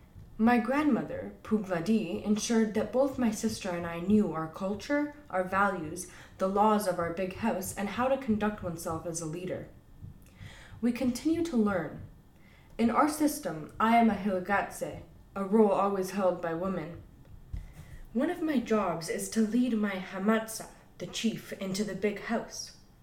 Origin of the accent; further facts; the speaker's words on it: British Columbia, Canada; I come from the Musqueam Tsleil-Waututh Lhkwaqeluk people of Northern Vancouver Island, who are part of the Kwakwaqeluk, also known as the Kwakwala-speaking peoples.